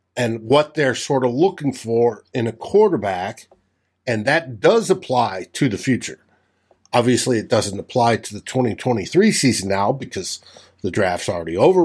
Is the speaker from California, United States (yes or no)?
no; New Mexico, United States; I grew up in New Mexico